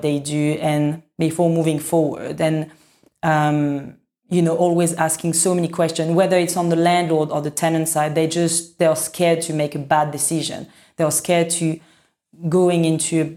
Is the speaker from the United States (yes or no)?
no; France; now in London, United Kingdom; I come from France